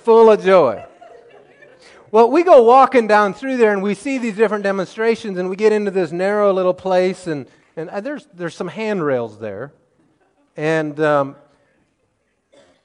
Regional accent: the Ozarks of Missouri, United States; growing up in the Ozarks of Missouri

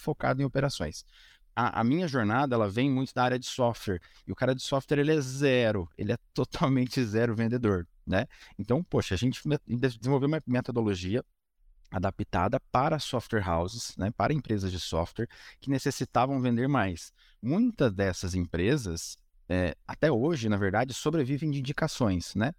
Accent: Curitiba, Paraná, Brazil; eu sou de Curitiba

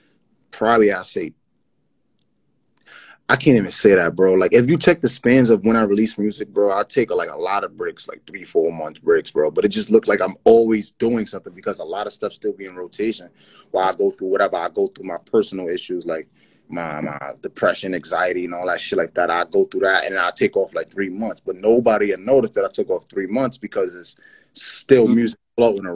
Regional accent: Yonkers, New York, United States; also born or lived in Bronx, New York / Brooklyn, New York; I'm from Yonkers, New York

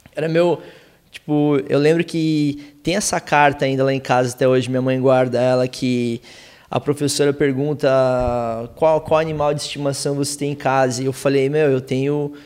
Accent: Curitiba, Paraná, Brazil; a gente é de Curitiba, é frio pra cacete

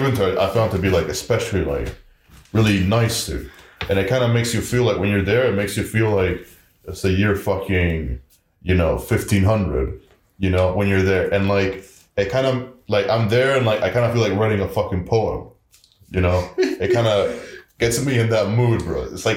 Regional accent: Argentina; also born or lived in Brazil; Like, for me, like, Argentina... I guess I'm from Argentina.

